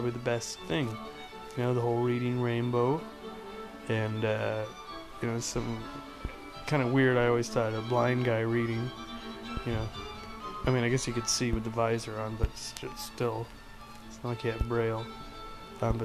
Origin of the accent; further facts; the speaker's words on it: Ontario, Canada; I come from Ontario